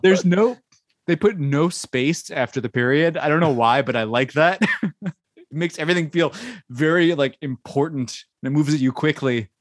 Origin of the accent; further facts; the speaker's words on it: United States; because I'm American